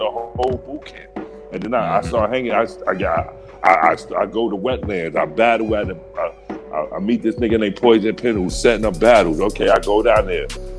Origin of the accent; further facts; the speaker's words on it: New York City, New York, United States; also born or lived in Harlem; I'm a New Yorker, nigga. I came from a goon kind of family, and we was all over the place, Far Rockaway, Brooklyn, Bronx